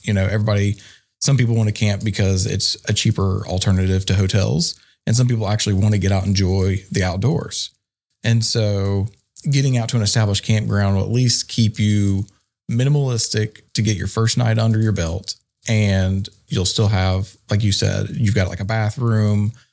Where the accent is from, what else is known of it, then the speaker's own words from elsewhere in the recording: Archdale, North Carolina, United States; I'm from Archdale, North Carolina